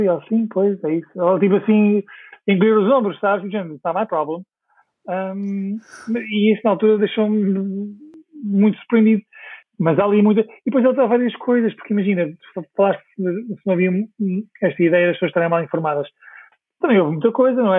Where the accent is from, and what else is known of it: Portugal; moved away as an adult; also born or lived in Stockwell, London